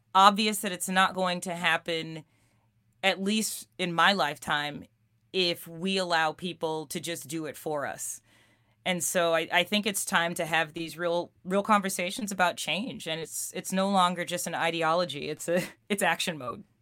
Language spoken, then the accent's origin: English; New York City, New York, United States; we grew up in Queens and and albeit different neighborhoods